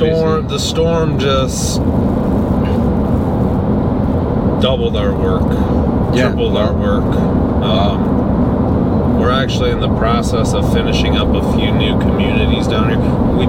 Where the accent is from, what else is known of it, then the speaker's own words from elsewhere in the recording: Detroit, Michigan, United States; moved away as an adult; now in Naples, United States; Detroit, Michigan, and I moved here end of 2019.